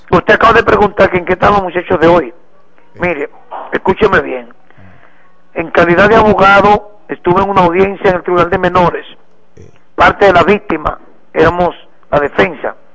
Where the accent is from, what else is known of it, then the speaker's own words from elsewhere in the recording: Dominican Republic; como estamos en el mes de la patria, debemos de, como buen dominicano que somos, instituir con, con altura que ondee esa bandera